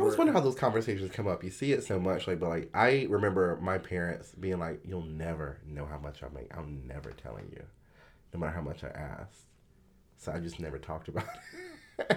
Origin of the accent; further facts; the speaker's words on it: the South, United States; I'm from the South